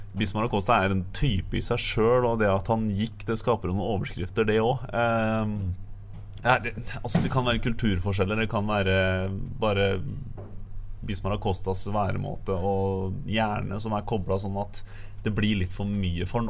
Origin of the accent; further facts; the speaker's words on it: Østfold, Norway; also born or lived in Fredrikstad; now in Bergen, Norway; Jeg er nå østlending. Jeg, jeg, er ikke, jeg, er ikke, så glad i den kulda, selv om dere tror at det bare er is og vinter og sånt på Østlandet. Så er jeg fra Østfold